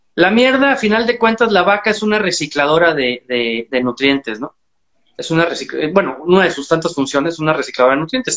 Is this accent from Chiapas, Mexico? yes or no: yes; Chiapas, Mexico; soy un ganadero mexicano. Estoy en el sur de México, en Chiapas, en Trópico Seco